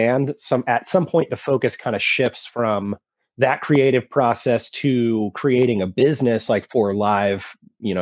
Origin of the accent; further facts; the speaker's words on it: Vacaville, California, United States; I grew up in Vacaville, California